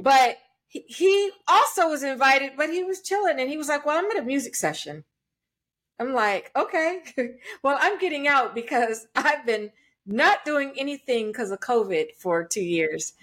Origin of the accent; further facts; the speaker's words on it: Los Angeles, California, United States; I'm I'm fourth generation Angelino and I grew up in Hollywood.